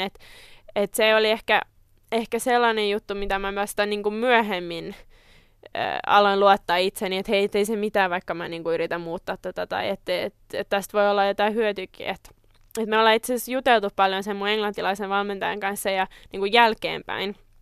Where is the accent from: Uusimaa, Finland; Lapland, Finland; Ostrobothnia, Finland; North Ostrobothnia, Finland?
Uusimaa, Finland; Tammisaari; mä oon Tammisaaresta kotoisin